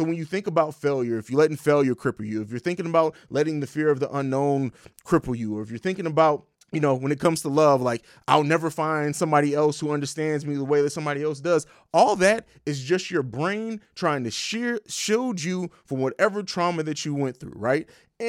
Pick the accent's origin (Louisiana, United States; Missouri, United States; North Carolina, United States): Missouri, United States; St. Louis; also born or lived in Italy / Germany / Tennessee / Georgia; I grew up in Europe, grew up in Italy, Germany, lived in Tennessee for a little while, Georgia. We moved a lot. And so, shout out to St. Louis. I can't forget the home.